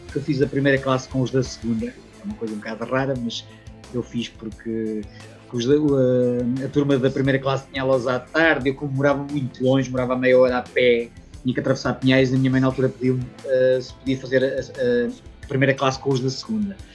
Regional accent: a village 20 km from Leiria, Leiria District, Portugal; also born or lived in Luxembourg; E, depois cresci na, na terriola, na terriola da minha mãe, uh, algo estilo casa na pradaria, uh, assim, uma aldeiazinha, um sítio a 20 km da cidade

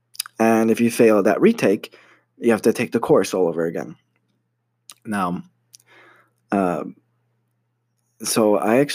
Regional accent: United States; moved away as an adult; now in Poland; I'm Polish American. My parents are Polish, but I was born and raised in the United States

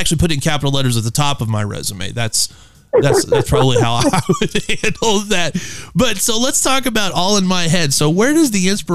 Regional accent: Midwest, United States; I'm from the Midwest

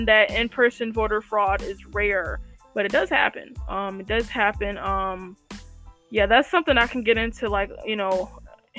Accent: Chicago, Illinois, United States; I was born in Chicago

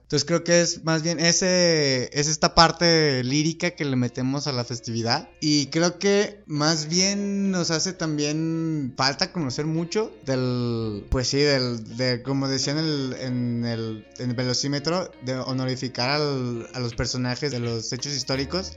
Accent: Mexico; Y nosotros somos Estados Unidos mexicanos.

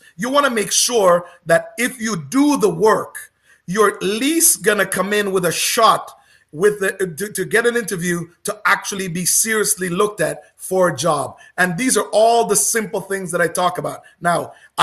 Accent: Oakville, Ontario, Canada; I grew up in Oakville

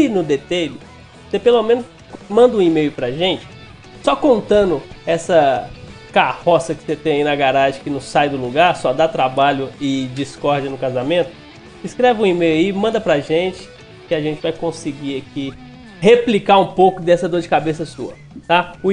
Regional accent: Minas Gerais, Brazil; E eu sou mineiro e hoje sua rodinha vai ficar no brilho.

